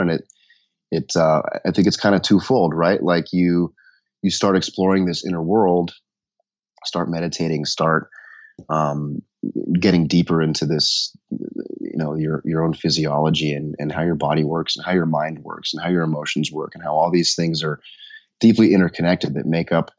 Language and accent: English; Denver, Colorado, United States; I grew up in Denver